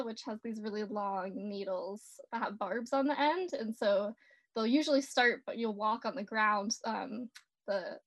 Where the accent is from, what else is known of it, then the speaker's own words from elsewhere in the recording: North Carolina, United States; I grew up out on the East Coast in North Carolina.